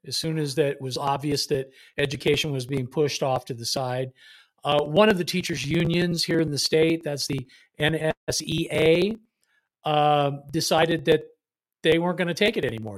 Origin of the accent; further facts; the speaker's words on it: Bay Area, California, United States; I was born in Southern California, but escape the, uh, the clutches of the Angels because we moved up to the Bay Area and never looked back